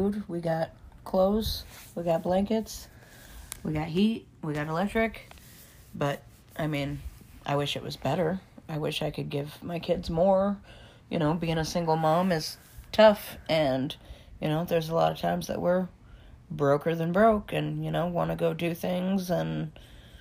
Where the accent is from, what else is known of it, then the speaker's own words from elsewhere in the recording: Osage County, Missouri, United States; also born or lived in Des Moines, Iowa; Here, Osage County and Polk County, Iowa, Des Moines. I was here during the school year, and every other Christmas I was in Iowa